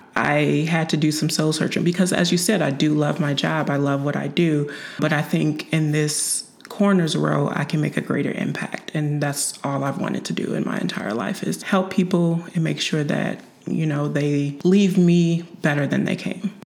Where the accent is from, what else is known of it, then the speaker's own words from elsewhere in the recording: Chicago, Illinois, United States; moved away as an adult; also born or lived in Quincy, Illinois / Macomb, Illinois / Springfield, Illinois; now in Urbana, United States; I was born and raised in Chicago